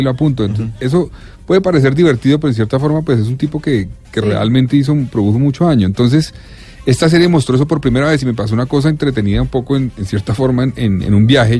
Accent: Colombia; yo soy de Colombia

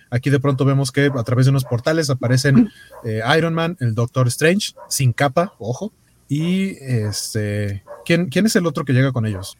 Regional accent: Mexico City, Mexico; los que somos de la Ciudad de México

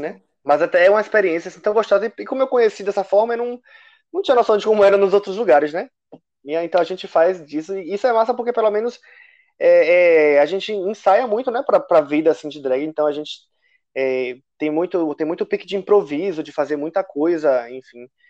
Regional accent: Salvador, Bahia, Brazil; moved away; lá em Salvador, né, de onde eu sou, mas não estou agora

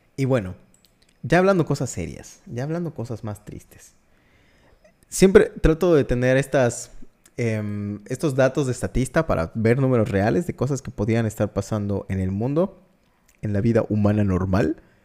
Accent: Mexico; Yo soy mexicano

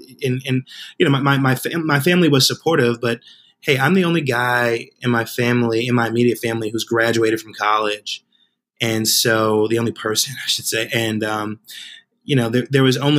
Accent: Spring Valley, New York, United States; I grew up in a working class community of about 30,000 people today called the Village of Spring Valley

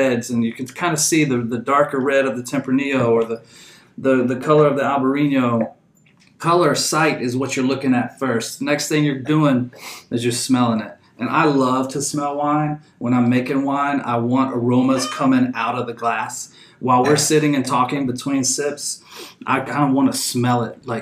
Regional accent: Houston, Texas, United States; moved away as an adult; now in Napa Valley, United States; I'm from Houston

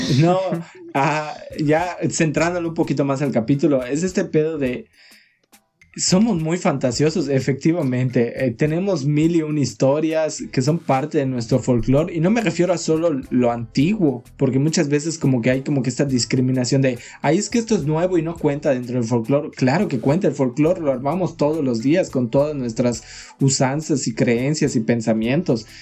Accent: Yucatán, Mexico; accent: Yucatecan; also born or lived in Cancún, Quintana Roo; cuando llegué aquí a Yucatán llegué a un pueblo

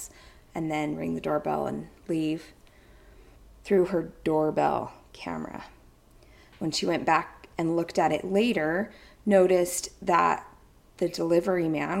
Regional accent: near Ogden, Utah, United States; Ogden, Utah, just a stone's throw away from my hometown

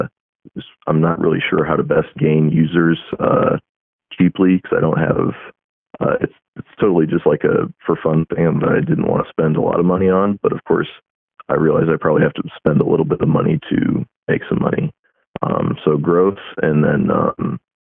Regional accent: Iowa, United States; now in Florida, United States; I'm originally from the Midwest. I'm from Iowa. But I actually live down in Florida at the moment

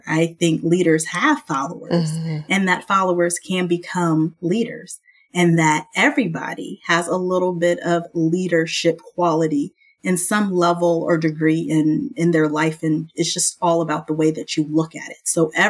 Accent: Southern California, United States; also born or lived in Texas; now in Dallas-Fort Worth, United States; I'm originally from Southern California. Mm-hmm. Many people don't believe that because I've lived now more of my life as a Texan than I have as a Southern Californian. But yes, I practice in the Dallas-Fort Worth Metroplex.

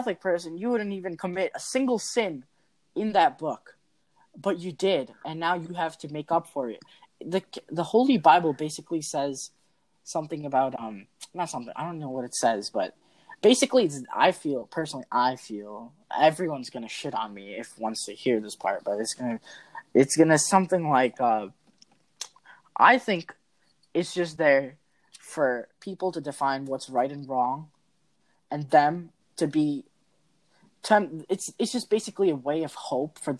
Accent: India; I'm Indian

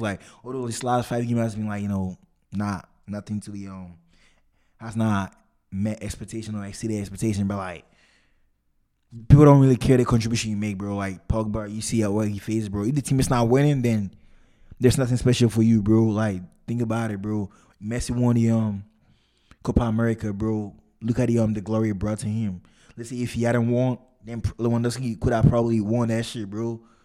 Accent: Ghana; I'm Ghanaian

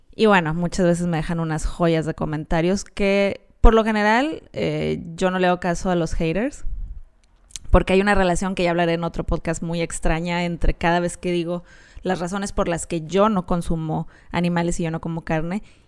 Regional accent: Mexico; somos los mexicanos

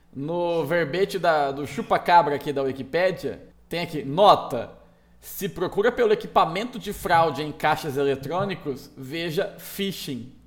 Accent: Mirassol, São Paulo, Brazil; a minha terra natal, a cidade de Mirassol

